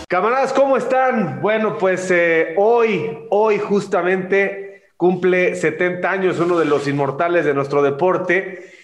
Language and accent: Spanish; Mexico; Nosotros somos, los latinos, los mexicanos, somos muy muéganos